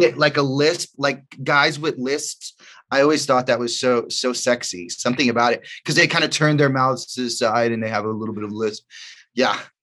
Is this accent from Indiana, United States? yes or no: no; New York City, New York, United States; also born or lived in The Bronx; I grew up in, in Washington Heights and I went to high school in the Bronx